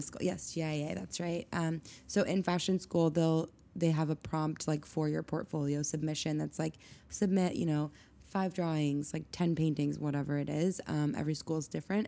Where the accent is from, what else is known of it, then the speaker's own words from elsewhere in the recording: Steamboat Springs, Colorado, United States; now in New York, United States; I grew up in Colorado in a small town called Steamboat Springs